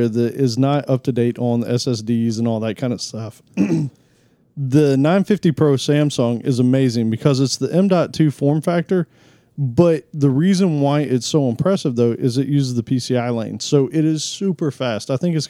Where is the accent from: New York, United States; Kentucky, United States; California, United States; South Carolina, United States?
California, United States; Come on, y'all. You know I'm from California.